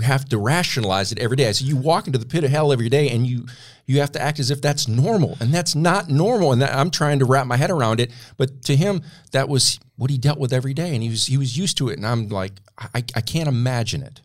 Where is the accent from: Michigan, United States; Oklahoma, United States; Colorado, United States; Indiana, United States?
Michigan, United States; Flint; now in Tennessee, United States; my hometown of Flint, Michigan